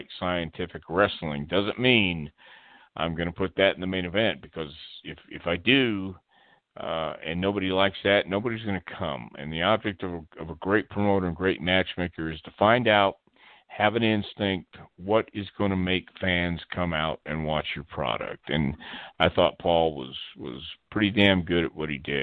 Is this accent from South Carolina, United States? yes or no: no; Houston, Texas, United States; also born or lived in El Paso, Texas; Houston, my hometown